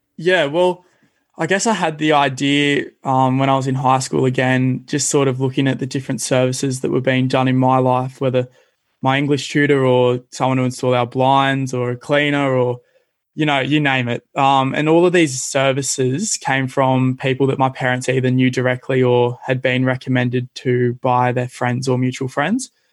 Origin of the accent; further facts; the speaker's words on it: Cronulla, New South Wales, Australia; growing up in Cronulla, I've been pretty fortunate to spend a lot of my time at the beaches